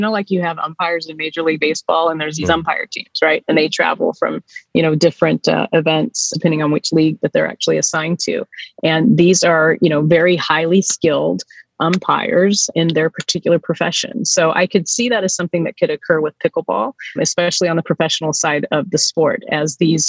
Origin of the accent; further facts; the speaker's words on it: Surprise, Arizona, United States; as I was growing up in Surprise, Arizona.